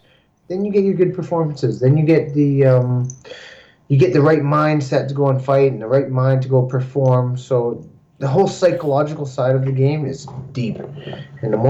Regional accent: Canada; we're also Canadian fighters

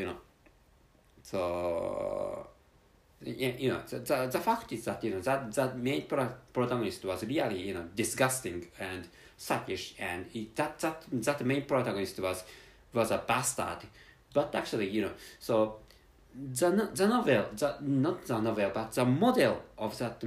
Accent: Japan; English is a second language

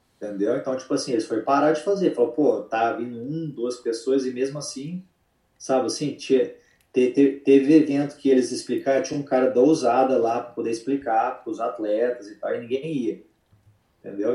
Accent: Uberlândia, Minas Gerais, Brazil; moved away as an adult; also born or lived in Atlanta; now in Charlotte, United States; eu vim de Uberlândia, Minas Gerais, né? Então, tipo assim, a minha cidade não é igual São Paulo

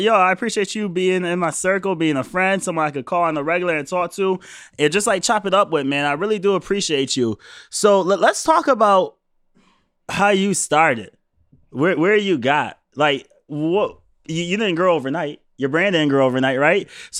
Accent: New York, United States; now in Boston, United States; originally, right. I'm from New York, right? Like, when I came to Boston, when I moved out here, I told my boys, I was like, yo, I'm moving to Boston.

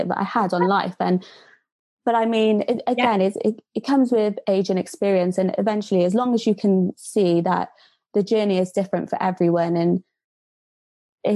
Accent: Cardiff, Wales, United Kingdom; moved away as an adult; now in Birmingham, United Kingdom; I'm originally from Cardiff

